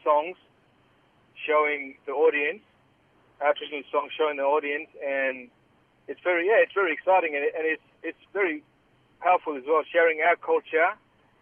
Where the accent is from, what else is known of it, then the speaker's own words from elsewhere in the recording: Groote Eylandt, Northern Territory, Australia; also born or lived in Numbulwar, Northern Territory; I come from Groote Island in the Northern Territory in the Gulf of Carpentaria.